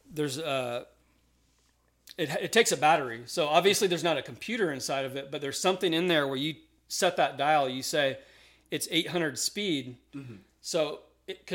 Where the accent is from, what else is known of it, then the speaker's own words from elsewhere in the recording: Austin, Texas, United States; I grew up in Austin, Texas.